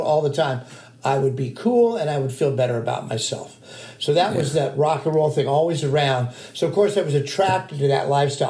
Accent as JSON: {"language": "English", "town": "Glendale", "region": "California", "country": "United States", "tie": "born or raised there", "said": "I grew up in North Glendale, Montrose, a very small town kind of vibe"}